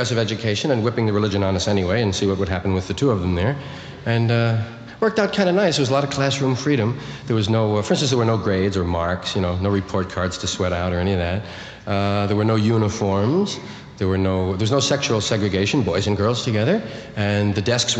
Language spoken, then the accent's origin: English; New York, United States; I was from one of those Irish neighborhoods in New York. One of those kind of parish schools